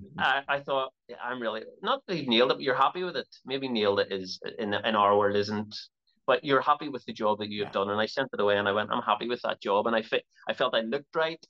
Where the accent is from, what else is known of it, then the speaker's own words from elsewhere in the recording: Belfast, Northern Ireland, United Kingdom; also born or lived in Toronto, Canada; my time there was was very, very short and I've been in Belfast ever since